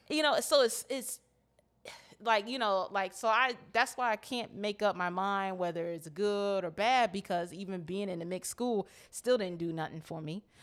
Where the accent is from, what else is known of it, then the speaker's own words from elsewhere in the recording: United States; growing up in Montgomery County